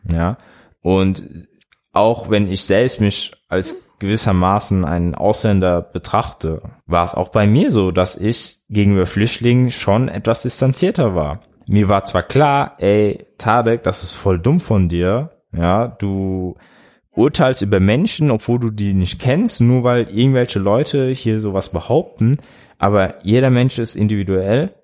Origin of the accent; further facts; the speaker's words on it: Bad Kreuznach, Rhineland-Palatinate, Germany; aus Bad Kreuznach. Ist so bei Mainz.